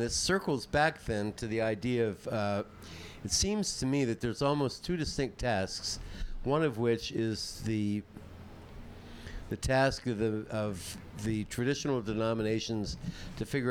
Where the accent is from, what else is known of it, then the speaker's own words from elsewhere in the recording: New York City, New York, United States; from New York City